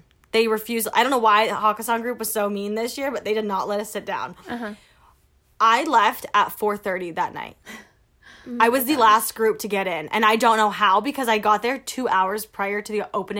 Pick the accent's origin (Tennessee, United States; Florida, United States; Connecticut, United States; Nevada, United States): Nevada, United States; Las Vegas; growing up in Vegas?